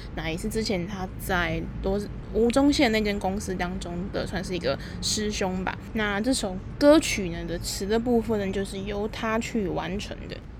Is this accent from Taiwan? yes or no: yes; Taipei, Taiwan; 我自己就是从小到大都在台北长大